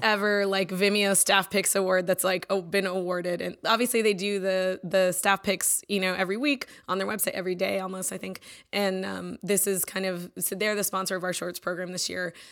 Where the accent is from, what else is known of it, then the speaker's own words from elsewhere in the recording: Austin, Texas, United States; I'm born and raised in Austin. My whole family lives here